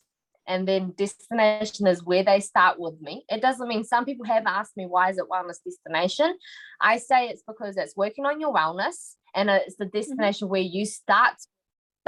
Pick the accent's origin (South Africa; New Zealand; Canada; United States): New Zealand; So I'm actually born here. So I've been in the same house, the same area for the 26 years that I've been alive.